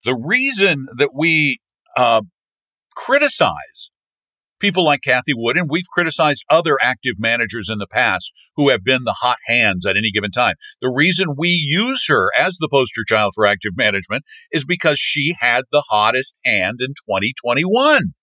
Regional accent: Colorado, United States; This is from like my hometown. it's in Colorado

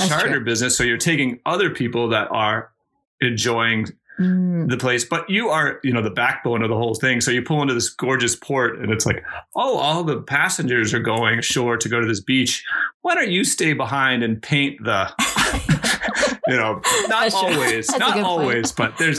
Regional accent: Cape Cod, Massachusetts, United States; for many years I grew up in Cape Cod sailing

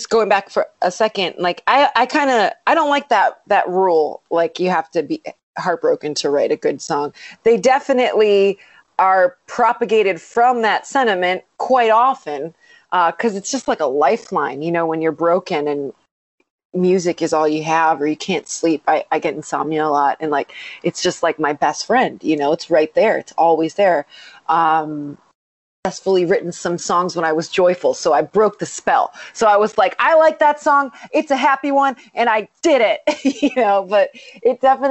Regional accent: Strongsville, Ohio, United States; moved away as an adult; now in Los Angeles, United States; when I was growing up in Ohio

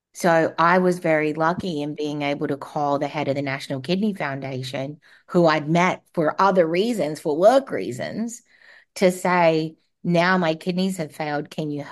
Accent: Australia; now in United States; Well, as you said, I am Australian, and I moved to the US in 2003. And I moved over because I wanted an adventure.

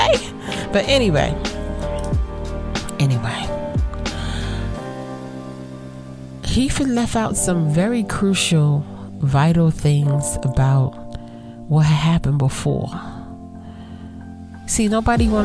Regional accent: New York City, New York, United States; growing up in Brooklyn, I saw Brooklyn change over a summer.

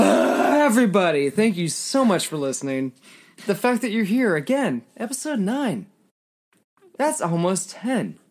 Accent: Ireland; as an Irish person

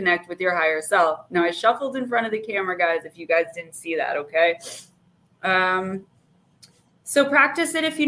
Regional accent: Paterson, New Jersey, United States; I'm from New Jersey

